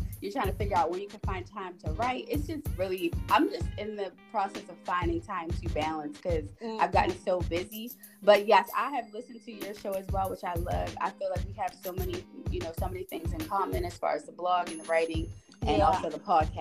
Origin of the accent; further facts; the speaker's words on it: Baltimore, Maryland, United States; Baltimore, Maryland. I grew up in Baltimore City. Yep. Born and raised.